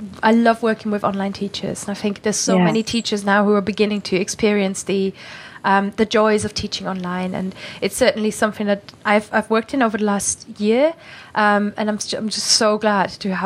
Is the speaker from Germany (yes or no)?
yes; Germany; English is a second language; now in United Kingdom; me being a German from the countryside